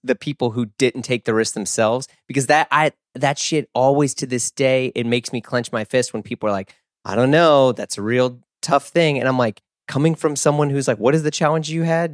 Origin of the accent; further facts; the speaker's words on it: Missouri, United States; moved away as an adult; I grew up not in the South, but everyone thinks Missouri is the South